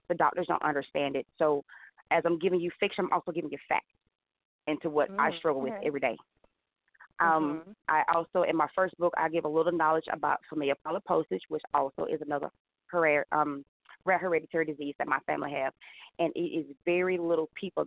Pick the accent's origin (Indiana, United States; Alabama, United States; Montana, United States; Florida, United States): Alabama, United States; Prattville; moved away as an adult; now in Montgomery, United States; I'm originally from Prattville, Alabama, but I moved to Montgomery 10 years ago